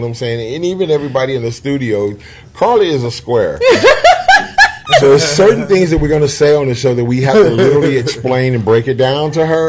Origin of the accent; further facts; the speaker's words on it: West Coast, United States; I'm from the West Coast